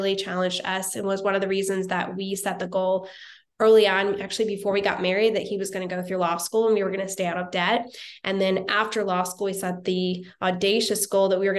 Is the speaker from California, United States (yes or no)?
no; Wichita, Kansas, United States; moved away as an adult; also born or lived in Topeka, Kansas; now in Nashville, United States; I grew up in Kansas, originally from Wichita, Kansas